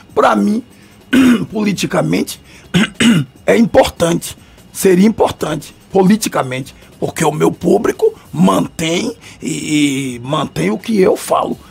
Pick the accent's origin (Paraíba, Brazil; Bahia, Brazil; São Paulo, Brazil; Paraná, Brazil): Bahia, Brazil; Salvador; prefeito desta cidade, onde nasci, no subúrbio, em Piripiri, vendi picolé, geladinho, fui cobrador de ônibus, fui feirante